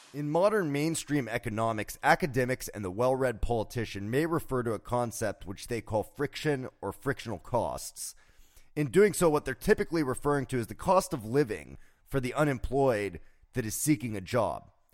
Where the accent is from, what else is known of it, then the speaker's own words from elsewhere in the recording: South Florida, United States; growing up in South Florida, I remember a time as a child